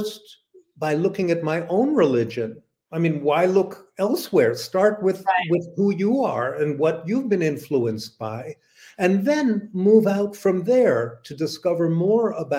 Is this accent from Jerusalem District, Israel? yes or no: no; Tel Aviv, Tel Aviv District, Israel; first language English; moved away; I lived in Tel Aviv, and learning Hebrew, growing up amongst Jews in Israel at that time